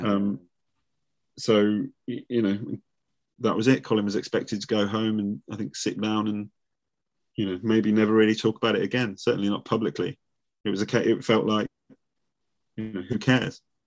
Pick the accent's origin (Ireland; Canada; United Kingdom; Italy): United Kingdom; Nuneaton, West Midlands; moved away; I'm from the same town. I'm from Nuneaton.